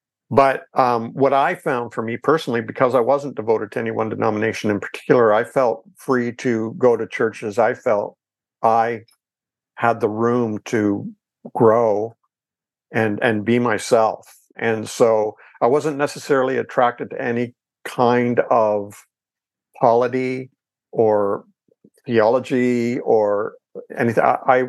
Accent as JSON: {"language": "English", "region": "Ontario", "country": "Canada", "said": "And I'm in Canada. I'm Canadian, by the way."}